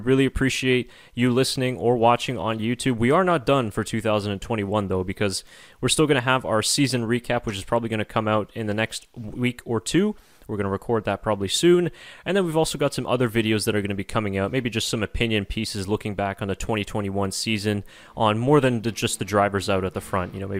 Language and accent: English; Canada; we are not Dutch, we are Canadian